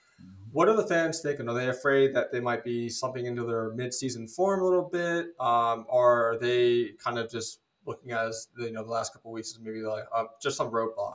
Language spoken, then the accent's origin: English; Philadelphia, Pennsylvania, United States; I'm from Philadelphia